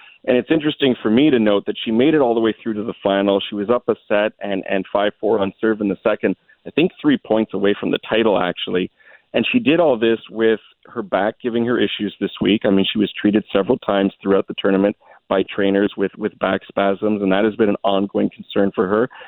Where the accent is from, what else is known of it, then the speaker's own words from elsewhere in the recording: Canada; I'm Canadian